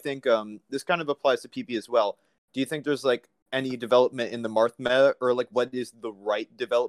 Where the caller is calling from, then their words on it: Manhattan, New York, United States; out of Manhattan.